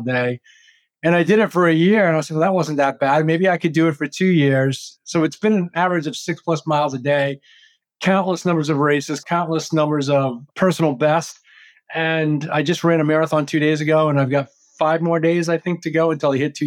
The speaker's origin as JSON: {"language": "English", "region": "Maine", "country": "United States", "tie": "born or raised there", "moved": "as an adult", "said": "I grew up in Maine"}